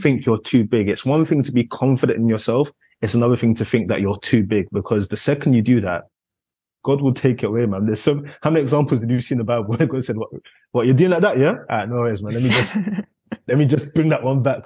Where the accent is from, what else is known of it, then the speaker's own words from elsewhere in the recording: London, United Kingdom; growing up in South London, Concrete Catalonia as it's dubbed